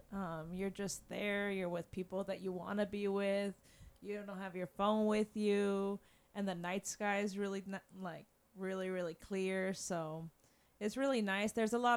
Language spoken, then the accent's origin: English; Southern California, United States; moved away as an adult; also born or lived in Caracas, Venezuela / New Jersey; now in Orlando, United States; I lived in New Jersey for a little bit, but I grew up in Southern California.